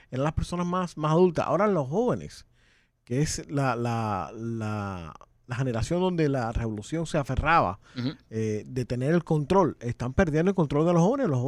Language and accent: Spanish; Cuba; esa imagen nosotros que, nacimos y nos criamos una gran parte en Cuba, eh, nunca pensamos que la viéramos.